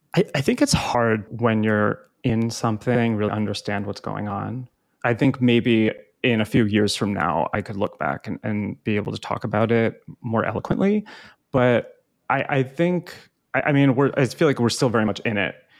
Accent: New Jersey, United States; also born or lived in Hoboken, New Jersey; I grew up in North Jersey

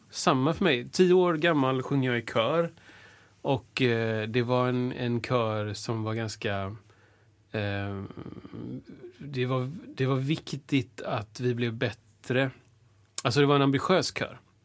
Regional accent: Washington, District of Columbia, United States; now in Sweden; jag är född i Washington

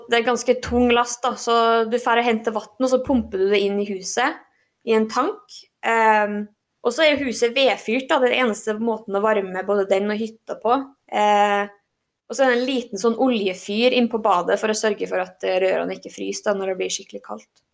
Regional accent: Norway; moved away as an adult; now in Fairbanks, United States; jeg er norsk

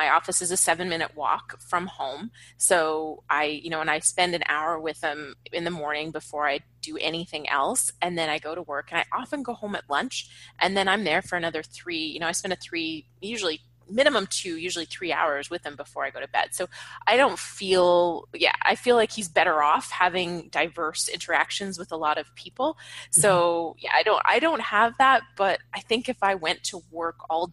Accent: Canada; moved away as an adult; now in Los Angeles, United States; I was in Canada at the time. I'm Canadian. I live in LA now

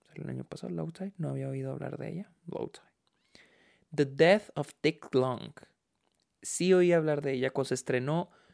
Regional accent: Mexico

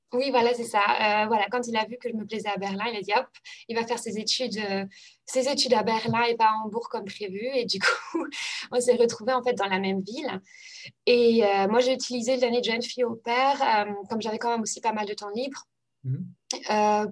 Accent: Normandy, France; moved away; also born or lived in Germany; c'était ma première langue en fait au collège euh, parce que euh, bah, j'habitais en Normandie

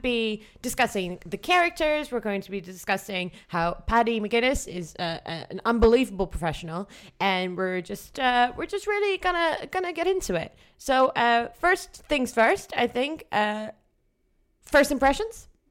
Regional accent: Netherlands; I'm from the Netherlands

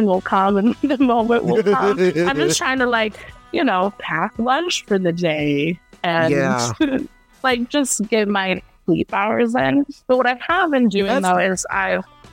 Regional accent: Hartford, Connecticut, United States; we're both from Hartford, Connecticut

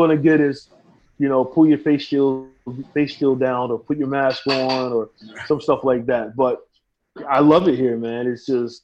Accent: United States; moved away as an adult; now in Philippines; America is my home

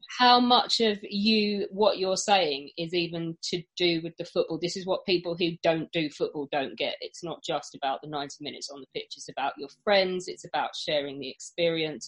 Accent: England, United Kingdom; being English

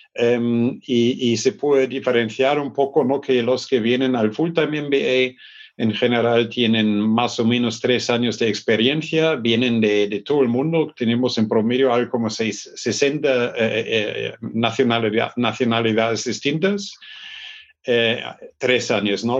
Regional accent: Germany; Spanish is a second language; moved away; also born or lived in Stuttgart; yo soy del norte de Hamburgo

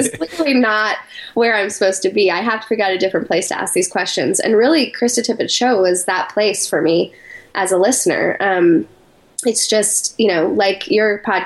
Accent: Colorado Springs, Colorado, United States; moved away as an adult; also born or lived in New York City; I grew up in Colorado Springs, Colorado.

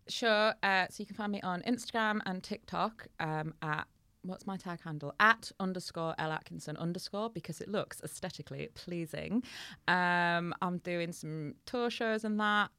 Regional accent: Hull, Yorkshire and the Humber, United Kingdom; in Hull, our local speciality is called a patty

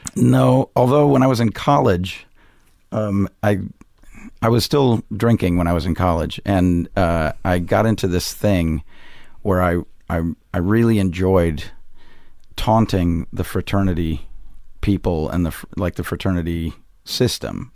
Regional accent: Missoula, Montana, United States; moved away as an adult; now in Chicago, United States; I did my principal growing up in Missoula, Montana

